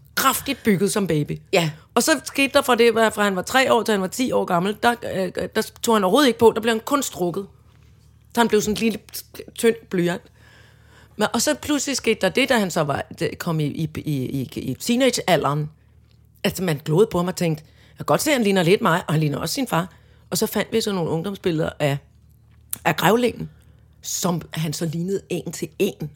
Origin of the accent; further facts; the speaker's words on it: Søborg, Capital Region of Denmark, Denmark; huset ude i Søborg, hvor jeg voksede op